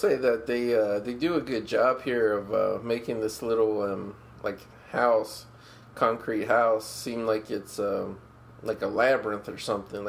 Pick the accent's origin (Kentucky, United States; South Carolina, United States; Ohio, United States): Ohio, United States; When I was a young kid growing up in Ohio